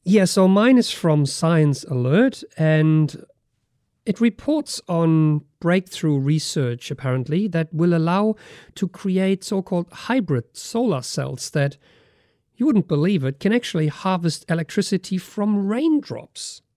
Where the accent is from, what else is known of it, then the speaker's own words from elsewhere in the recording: Germany; moved away; my home country, Germany